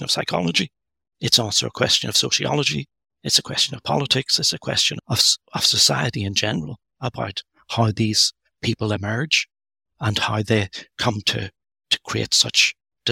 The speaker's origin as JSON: {"language": "English", "region": "Northern Ireland", "country": "United Kingdom", "tie": "born or raised there", "said": "I grew up, I was born in Northern Ireland. I grew up there during the Troubles"}